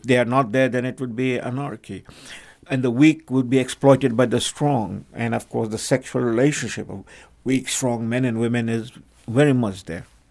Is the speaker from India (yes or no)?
yes; India; moved away; I come from India